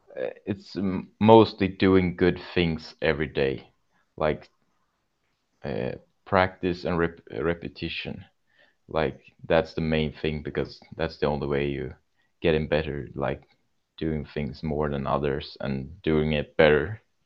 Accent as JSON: {"language": "English", "town": "Kalmar", "region": "Kalmar County", "country": "Sweden", "tie": "born or raised there", "also_born_or_lived": "Tranås", "said": "my youth club and my hometown Kalmar"}